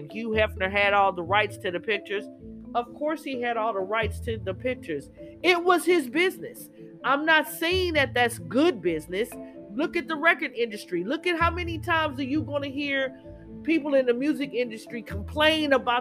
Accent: Los Angeles, California, United States; As a kid growing up in Cali, growing up

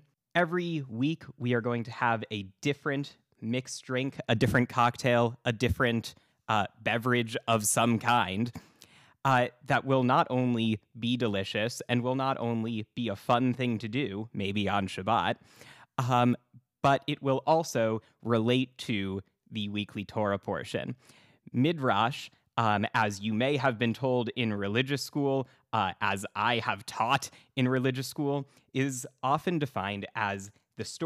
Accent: Boston, Massachusetts, United States; my hometown of Boston, Massachusetts

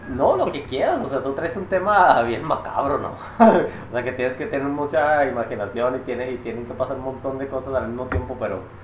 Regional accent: Chihuahua, Mexico; somos de Chihuahua

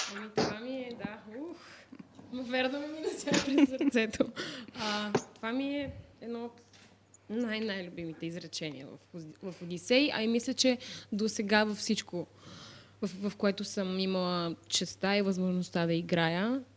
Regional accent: Varna, Varna Province, Bulgaria; аз съм от Варна

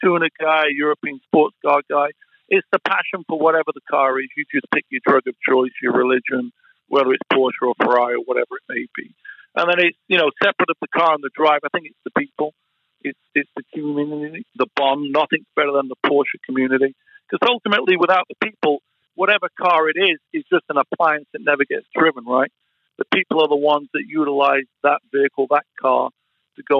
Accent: Sheffield, Yorkshire and the Humber, United Kingdom; moved away as an adult; now in Los Angeles, United States; the house that I grew up in Sheffield

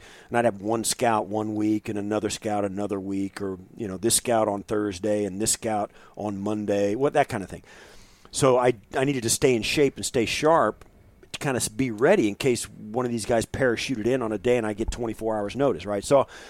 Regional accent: Kansas, United States; And in Kansas at that time, in the part of the state where I was kind of growing up, there was football in the f

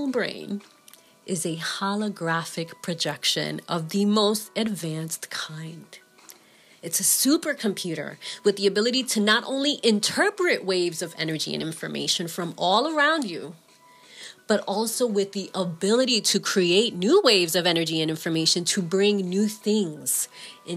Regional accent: New York City, New York, United States; As a small child growing up in the Bronx

